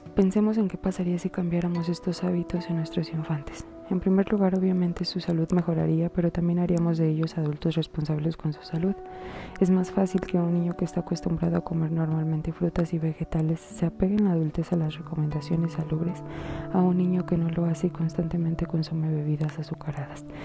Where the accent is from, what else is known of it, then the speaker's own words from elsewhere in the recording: Mexico; pongámonos a pensar como buenos mexicanos y humanos que somos